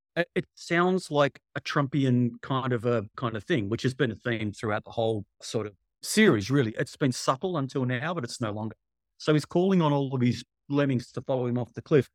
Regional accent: Australia; I'm from Australia

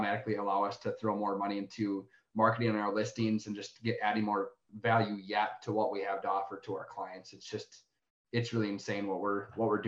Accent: Eau Claire, Wisconsin, United States; I'm from Midwest, Eau Claire, Wisconsin

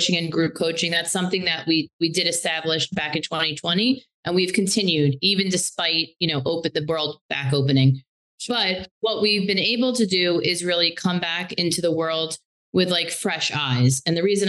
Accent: New Jersey, United States; moved away as an adult; also born or lived in Massachusetts; now in New York City, United States; I was from Jersey, and I went to undergrad in Massachusetts. So when I moved, it was to move into the city

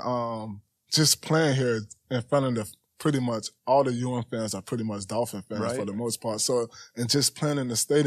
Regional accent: Miami, Florida, United States; I'm from Miami

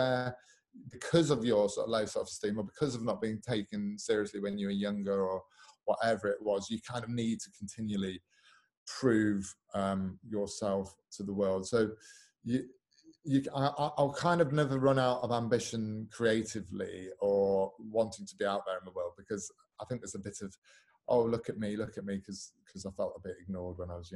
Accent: Newark-on-Trent, East Midlands, United Kingdom; also born or lived in Sheffield; I was born in Sheffield, raised in Newark-on-Trent in the Midlands

